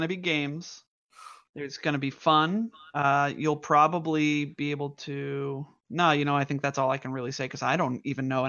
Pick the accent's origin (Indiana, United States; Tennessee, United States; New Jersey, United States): New Jersey, United States; I'm from New Jersey, and we are technically still not allowed to do fireworks